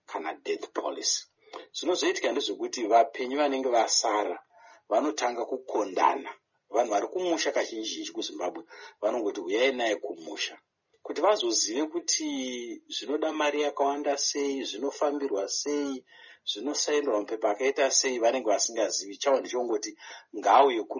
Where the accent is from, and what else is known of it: Zimbabwe; moved away